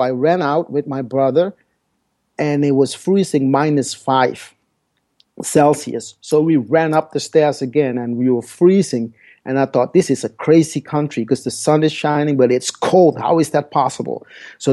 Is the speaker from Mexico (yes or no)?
no; Paramaribo, Paramaribo District, Suriname; first language Dutch; English is a second language; now in Netherlands; my story started in South America 51 years ago. I was born in Paramaribo, Suriname